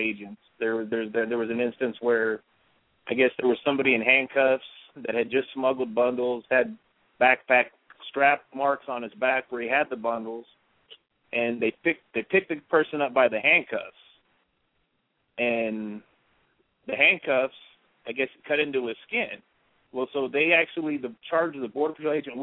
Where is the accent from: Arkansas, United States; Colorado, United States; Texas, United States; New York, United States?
Texas, United States; just as an American, as a Texan